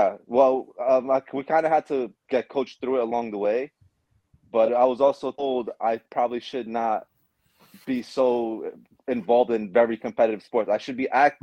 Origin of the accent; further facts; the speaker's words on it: Puebla, Mexico; moved away; I was born in Mexico in a small town, small state called Puebla